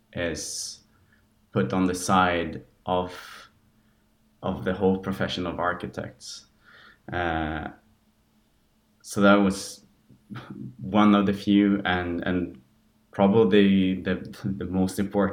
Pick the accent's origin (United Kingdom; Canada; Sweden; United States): Sweden; moved away; And since I moved from Sweden, I kind of felt like I wanted to raise the topics not only in Swedish but also in English to gain a broader group of people.